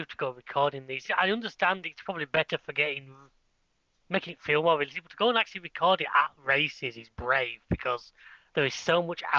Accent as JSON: {"language": "English", "country": "United Kingdom", "said": "Did feel good as a Brit."}